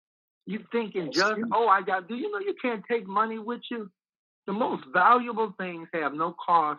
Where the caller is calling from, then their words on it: Chicago, Illinois, United States; I'm calling from Chicago.